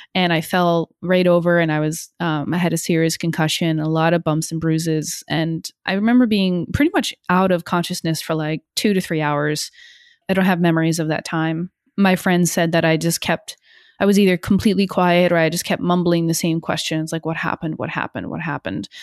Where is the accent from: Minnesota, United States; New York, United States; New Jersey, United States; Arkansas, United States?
New Jersey, United States; northern; moved away as an adult; also born or lived in Hong Kong; now in Brooklyn, United States; I grew up in New Jersey, a little tiny town in, uh, northern Jersey